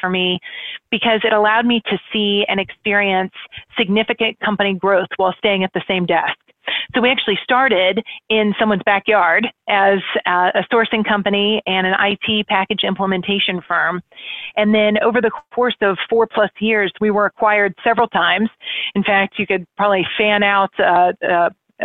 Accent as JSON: {"language": "English", "town": "Indianapolis", "region": "Indiana", "country": "United States", "tie": "born or raised there", "moved": "as an adult", "lives_now": "Cincinnati, United States", "said": "growing up in Indianapolis, that was my home park"}